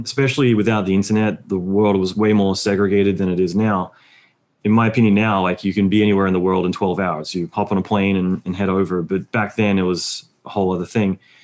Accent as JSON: {"language": "English", "country": "Australia", "moved": "as an adult", "lives_now": "United States", "said": "being Australian"}